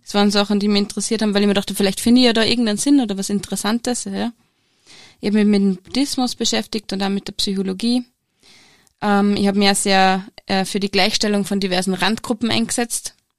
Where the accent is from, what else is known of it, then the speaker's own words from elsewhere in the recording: Steyr, Upper Austria, Austria; ich bin Zahnärztin und ich komme aus Steyr